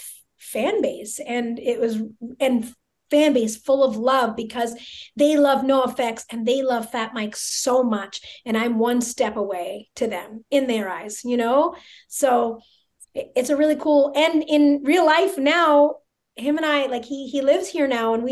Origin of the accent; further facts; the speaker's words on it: a suburb of Toronto, Ontario, Canada; moved away as an adult; also born or lived in Montreal, Canada; now in Las Vegas, United States; I was born in Montreal, but I was put up for adoption immediately. And then I went to live in a little suburb of Toronto